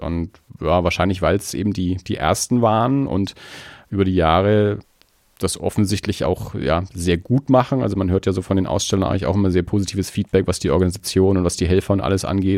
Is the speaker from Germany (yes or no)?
yes; Erlangen, Bavaria, Germany; now in Nuremberg, Germany; ich bin ja in Erlangen aufgewachsen